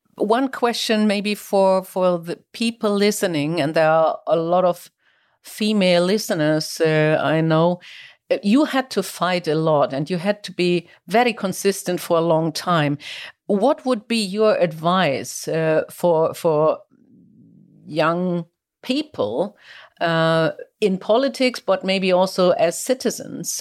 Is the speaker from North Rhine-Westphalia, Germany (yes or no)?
no; Kiel, Schleswig-Holstein, Germany; my hometown Kiel